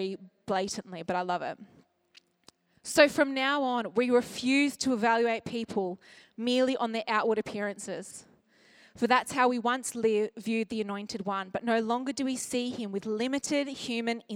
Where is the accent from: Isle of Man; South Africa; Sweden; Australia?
Australia; as an Australian